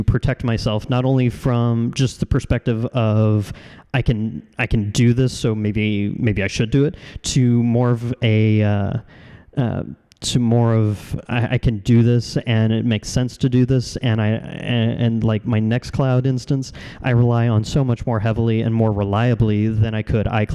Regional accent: Kansas City, United States; in Kansas City in my hometown

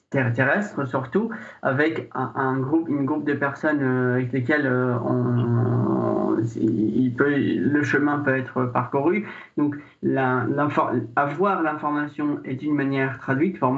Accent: Syria; French is a second language; now in France; Je suis arrivé en France de Syrie, euh, donc j'ai aussi euh, pu demander, faire le parcours de la demande d'asile et puis l'obtenir et par la suite recommencer une vie en France.

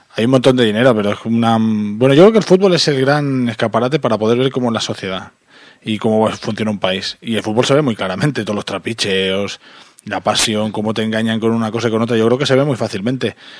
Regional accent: Terrassa, Catalonia, Spain; Yo soy de Tarrasa

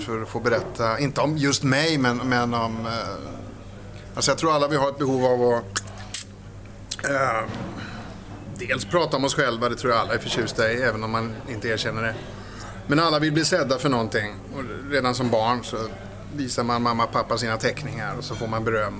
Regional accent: Stockholm, Stockholm County, Sweden; Jag är uppväxt i Stockholm, i Vasastan

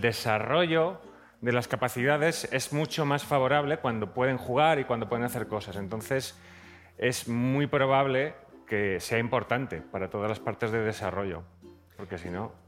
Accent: Zaragoza, Aragon, Spain; soy de Zaragoza

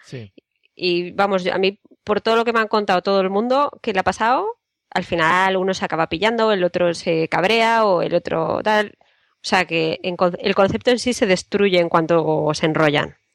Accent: Spain; also born or lived in Madrid; los españoles también vamos a clases de idiomas

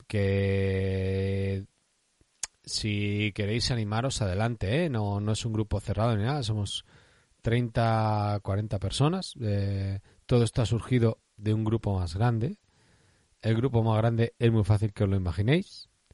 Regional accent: Basque Country, Spain; soy vasco

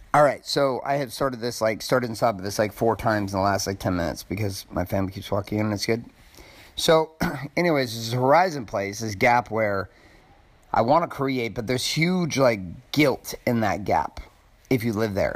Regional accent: Stockton, California, United States; growing up in Stockton, California

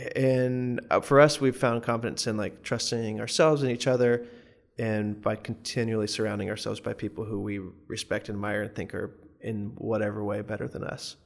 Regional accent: Morganton, North Carolina, United States; moved away as an adult; also born or lived in Chapel Hill, North Carolina; I'm from Morganton, North Carolina in the mountains, and when I moved to Chapel Hill for school

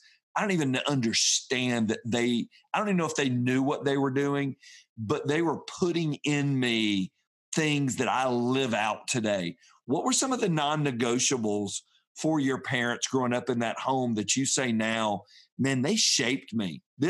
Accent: Atlanta, Georgia, United States; I grew up in Atlanta too, down on the South Side.

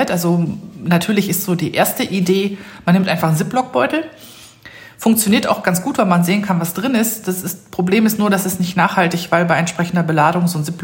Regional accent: Rhineland, Germany; Im Rheinland, wo ich herkomme

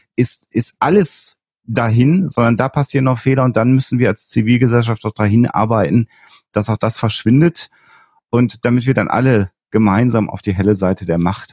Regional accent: Germany; als Deutscher

